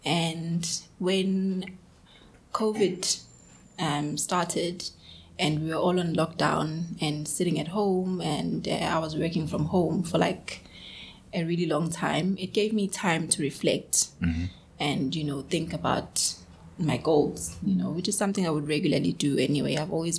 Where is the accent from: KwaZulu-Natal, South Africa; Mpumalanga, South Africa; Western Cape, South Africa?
KwaZulu-Natal, South Africa; Edendale; So I grew up in the township. {S2} Right. {S3} I'm from Edendale, Esmero.